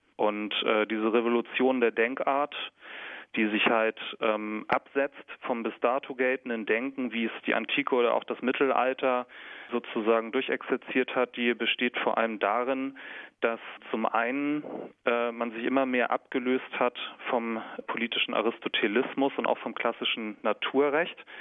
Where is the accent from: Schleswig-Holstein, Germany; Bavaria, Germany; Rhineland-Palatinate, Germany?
Schleswig-Holstein, Germany; Kiel; Ich komme aus Kiel in Schleswig-Holstein